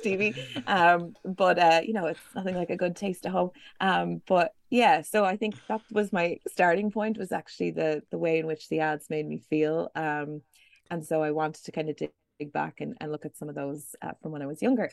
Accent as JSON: {"language": "English", "town": "Buffalo", "region": "New York", "country": "United States", "tie": "born or raised there", "moved": "yes", "said": "I grew up in Buffalo, New York"}